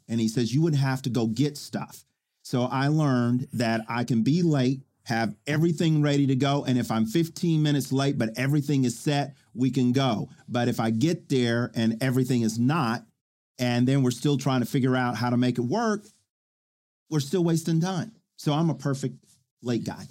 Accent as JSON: {"language": "English", "town": "Oklahoma City", "region": "Oklahoma", "country": "United States", "tie": "born or raised there", "also_born_or_lived": "Spencer, Oklahoma", "said": "I grew up in Oklahoma City"}